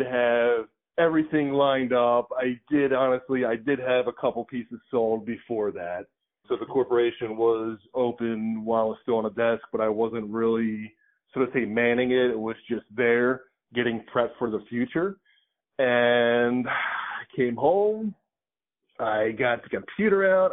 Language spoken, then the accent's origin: English; Philadelphia, Pennsylvania, United States; moved away; also born or lived in Boca Raton, Florida; I was born and raised in Philadelphia